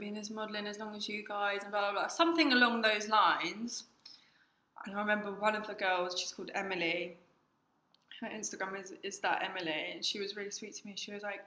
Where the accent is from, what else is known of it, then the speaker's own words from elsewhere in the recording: Eastbourne, South East England, United Kingdom; also born or lived in Lewes; I went to Lewis College and I'm from Eastbourne